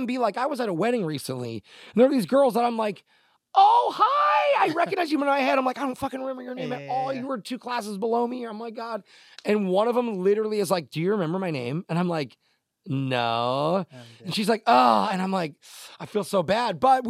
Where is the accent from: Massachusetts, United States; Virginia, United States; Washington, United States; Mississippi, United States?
Washington, United States; Tacoma; I'm from Tacoma. Yeah. I went to Stadium High School, class of 04, go Tigers. You know what I'm saying? And, yeah, man, born and raised in Washington. I've never lived anywhere else.